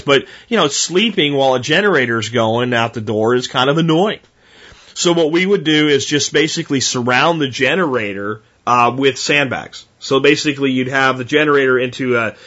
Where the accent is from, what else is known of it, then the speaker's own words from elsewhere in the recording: United States; We're Americans first